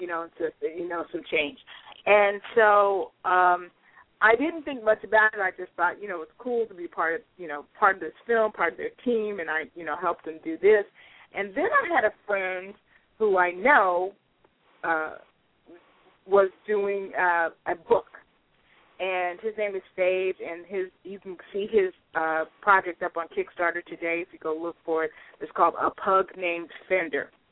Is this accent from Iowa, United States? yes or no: no; Pasadena, California, United States; also born or lived in Brooklyn, New York; I spent most of my time growing up in the Pasadena, Altadena